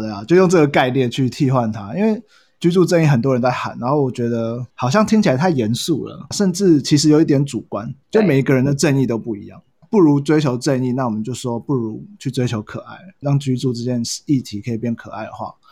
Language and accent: Chinese; Hsinchu, Taiwan; also born or lived in Kaohsiung / Taoyuan; now in Taipei, Taiwan; 其实我是高雄人，然后在新竹长大，然后在桃园 读书在台北工作